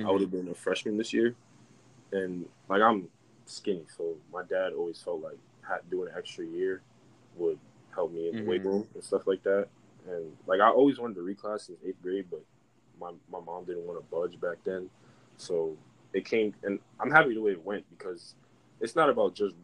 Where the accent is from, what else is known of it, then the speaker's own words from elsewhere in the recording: Rockland County, New York, United States; I'm from Rockland County, New York. It's like a suburb 30 minutes outside of Manhattan. So growing up, my dad, he would take me to the city to play